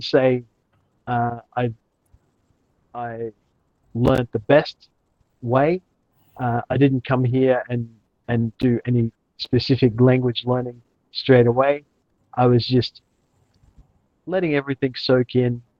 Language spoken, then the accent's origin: English; Australia; moved away as an adult; now in Chiang Mai, Thailand; I'm from Australia originally, but now I call Chiang my home